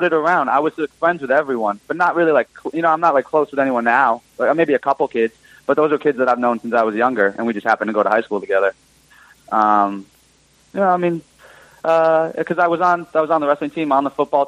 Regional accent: Greenwich, Connecticut, United States; I'm from Greenwich, Connecticut

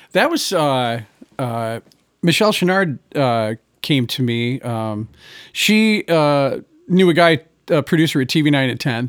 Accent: Gladwin, Michigan, United States; I grew up in Gladwin, Michigan, which is like forty-five minutes from Mount Pleasant.

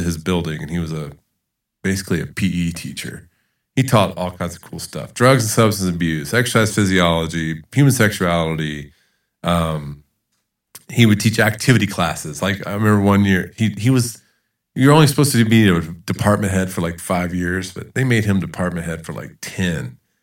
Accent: Charleston, South Carolina, United States; moved away as an adult; also born or lived in Georgia / Utah; now in El Paso, United States; I was born in Georgia and grew up in Charleston, South Carolina

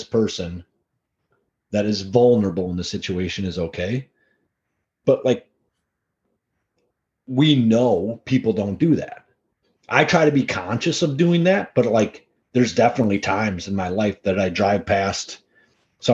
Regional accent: Wisconsin, United States; guys from Wisconsin

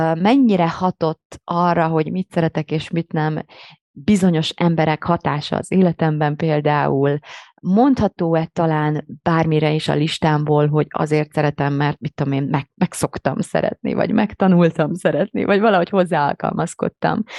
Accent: Hungary; akik így magyar identitással élünk

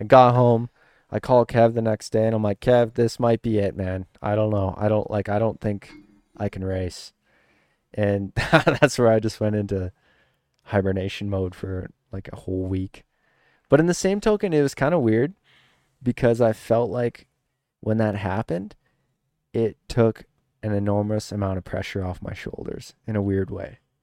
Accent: Saskatchewan, Canada; growing up in Saskatchewan, eh, like, we didn't have sand, we didn't have ruts

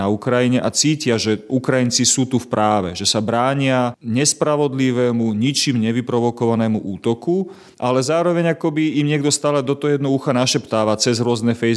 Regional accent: Slovakia; u nás na Slovensku

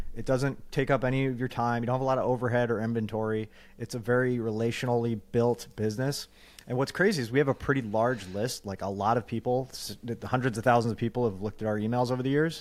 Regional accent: New York, United States; also born or lived in California / Long Island; now in Phoenix, United States; growing up in New York and then living in California

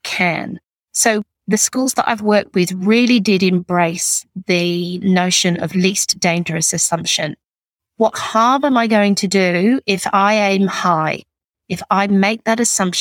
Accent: England, United Kingdom; also born or lived in Northern Beaches, Sydney; now in Sydney, Australia; I'm English

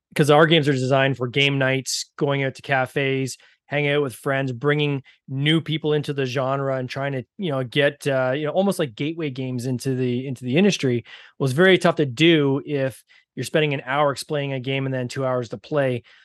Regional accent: Canada; accent: Canadian; I have the Canadian accent

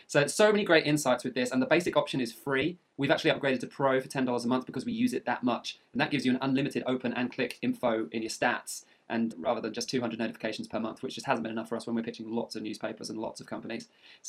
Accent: United Kingdom; I am technically British.

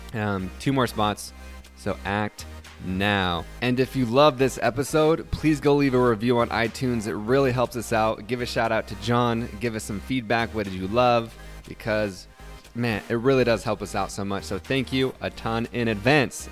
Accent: Utah, United States; moved away; also born or lived in the South; I'm from Utah

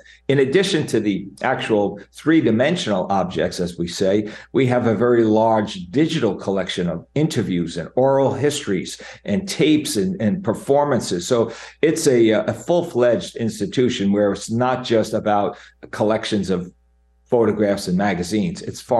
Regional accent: Jersey Shore, New Jersey, United States; I'm a Jersey Shore guy, as you are too. Growing up on the Jersey Shore, very, very special place for me

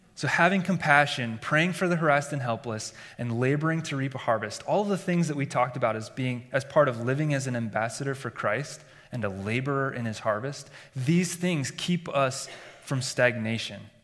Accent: Iowa, United States; Growing up in Iowa, in a believing family, and in, in the church

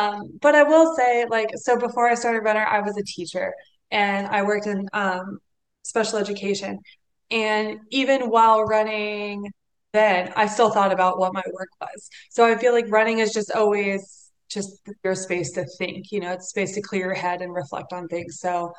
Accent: Atlanta, Georgia, United States; so my background was actually, I grew up in Atlanta, and you know, running was not really like a sport, like coming from my family, like very Southern, a little traditional

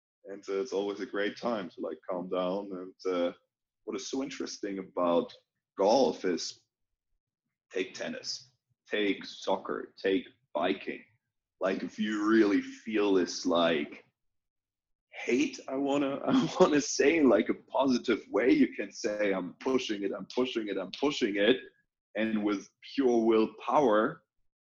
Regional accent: near Cologne, North Rhine-Westphalia, Germany; moved away; also born or lived in Australia / Chile / China / United States; I grew up in a small town

